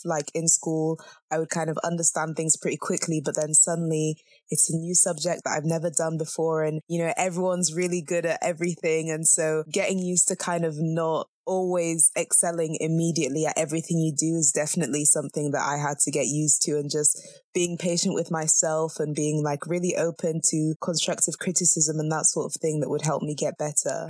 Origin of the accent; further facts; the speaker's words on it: Zambia; moved away; I'm from Zambia